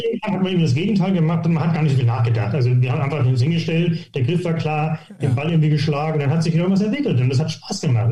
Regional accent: Hittfeld, Lower Saxony, Germany; moved away as an adult; also born or lived in Gütersloh; now in St. Leon-Rot, Germany; ich komme aus, äh, aus Hilfeld, das ist bei Hamburg, also bei Harburg. Das ist, sage ich immer, ich bin Hamburger

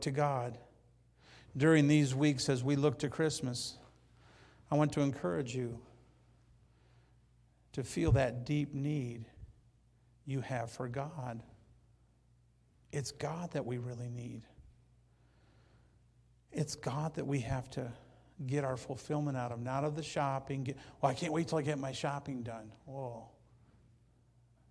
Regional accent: Hazel Park, Michigan, United States; now in Banning, United States; I grew up in Hazel Park, Michigan, just outside Detroit.

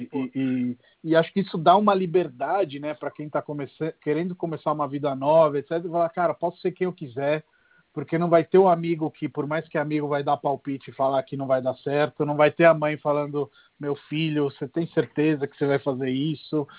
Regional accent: Rome, Lazio, Italy; Portuguese is a second language; moved away as an adult; now in Brazil; cresci em Roma e hoje o nível de apreciação que eu tenho por Roma é superior àquele que eu tinha quando era moleque

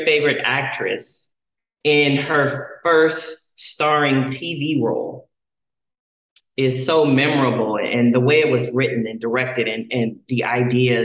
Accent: Dale City, Virginia, United States; moved away; also born or lived in Washington, D.C. / Maryland; I grew up in Dell City, which is Northern Virginia, but I'll say that most of my time was spent in Washington, D.C.

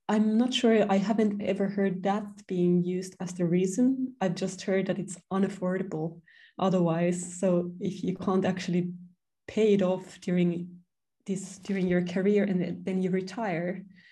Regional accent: Finland; I have two apartments now in my hometown in Finland

